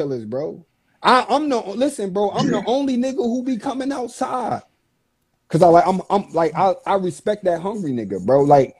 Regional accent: Virginia, United States; Like, I'm from Virginia.

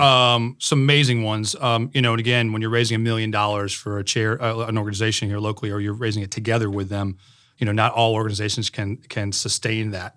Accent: Connecticut, United States; moved away; I grew up in Connecticut

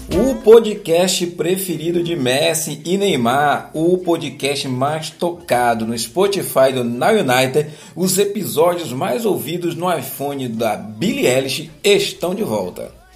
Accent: Brazil; sou brasileiro

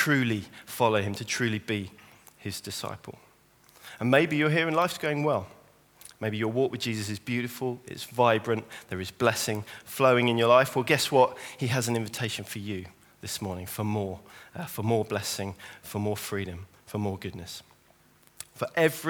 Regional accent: St Albans, East of England, United Kingdom; moved away; I'm from St. Albans, born and raised in St. Albans

